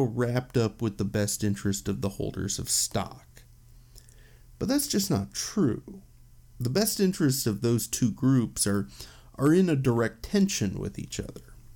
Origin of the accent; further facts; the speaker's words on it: United States; as an American